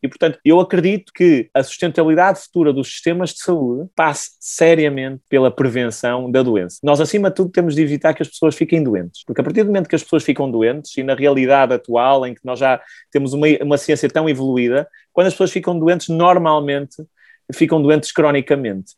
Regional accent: Santo Tirso, Norte, Portugal; nascido e criado em Santo Tirso, a norte de Portugal

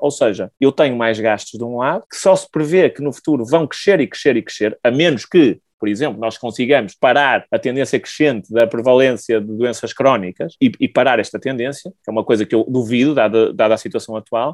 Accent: Santo Tirso, Norte, Portugal; nascido e criado em Santo Tirso, a norte de Portugal

